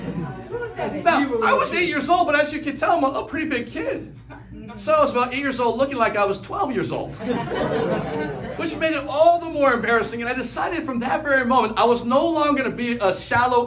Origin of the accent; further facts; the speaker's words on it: Hawaii, United States; I grew up in Hawaii.